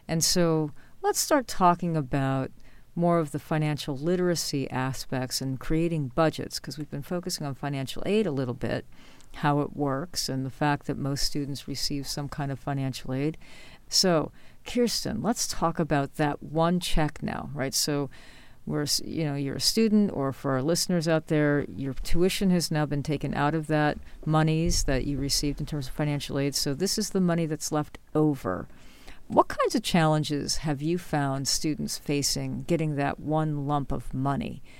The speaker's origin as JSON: {"language": "English", "region": "New York", "country": "United States", "tie": "born or raised there", "moved": "yes"}